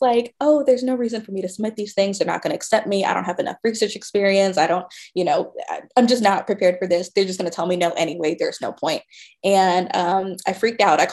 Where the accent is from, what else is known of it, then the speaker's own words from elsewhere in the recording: Georgia, United States; I grew up in Georgia